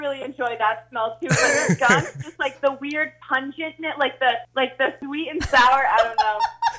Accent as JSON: {"language": "English", "town": "Portland", "region": "Maine", "country": "United States", "said": "I'm from Portland."}